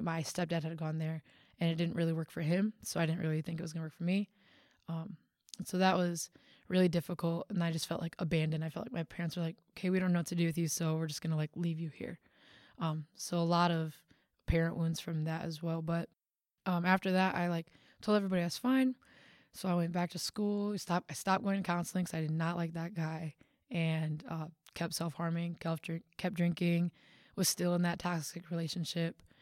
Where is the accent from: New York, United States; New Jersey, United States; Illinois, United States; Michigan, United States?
Michigan, United States; Big Rapids; I am from Michigan